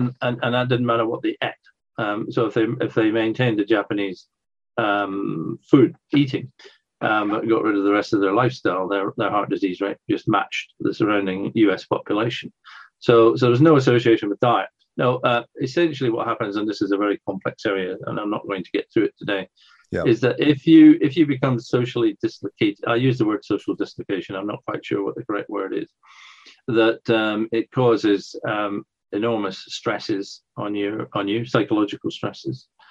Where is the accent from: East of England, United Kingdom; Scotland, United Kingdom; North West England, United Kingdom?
Scotland, United Kingdom; now in England; I grew up in Scotland